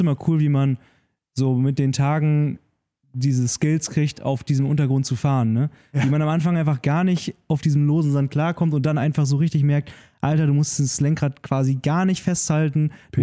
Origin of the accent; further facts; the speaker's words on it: Nordhorn, Lower Saxony, Germany; also born or lived in Brandenburg; bei uns in Nordhorn